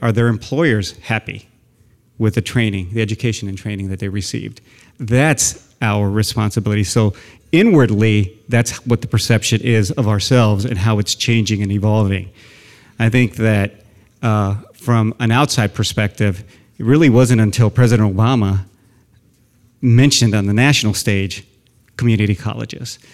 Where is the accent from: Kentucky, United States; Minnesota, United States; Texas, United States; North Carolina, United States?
Texas, United States; San Antonio; moved away as an adult; now in Sacramento, United States; I grew up in South San Antonio